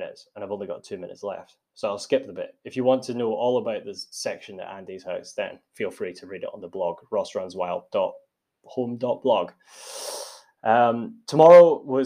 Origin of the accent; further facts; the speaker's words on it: Tillicoultry, Scotland, United Kingdom; moved away as an adult; also born or lived in Stirling; now in Lake District, United Kingdom; I grew up in Tillicoultry and went to university in Stirling